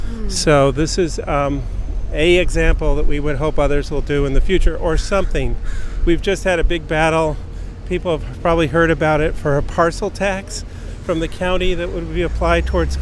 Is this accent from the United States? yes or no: yes; Southern California, United States; I grew up in Southern California, actually fishing for steelhead in Malibu Creek and Matilaha Creek, which is a Ventura River near Ojai.